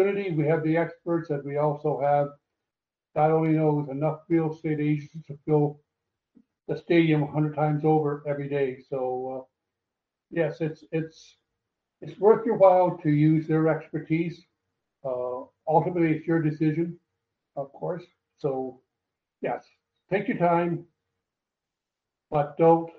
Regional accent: Canada; moved away as an adult; now in Costa Rica; I haven't been back to Canada, my home country, for now 23, 24 years

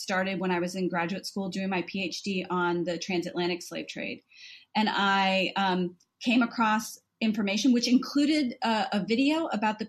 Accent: Southern Louisiana, United States; now in United Kingdom; I'm from the South, Southern Louisiana

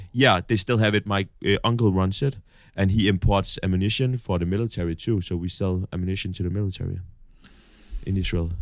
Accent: North Denmark Region, Denmark; moved away; we have, um, a big factory in, in my hometown, Martin. That's the guys who make all the lights

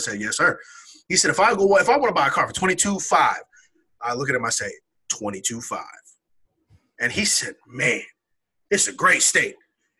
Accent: Oregon, United States; I come from Oregon, or as people on the East Coast says, Oregon.

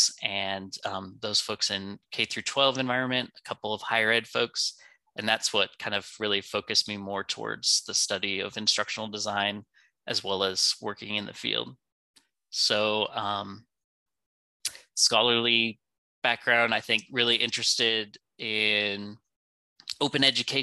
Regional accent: California, United States; moved away as an adult; also born or lived in Vietnam / Georgia; now in Greenville, United States; growing up in California

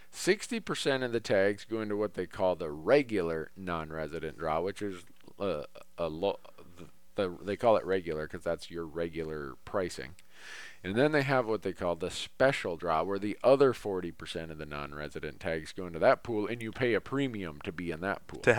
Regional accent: Montana, United States; Whereas my home state of Montana, they look at everybody's first choice.

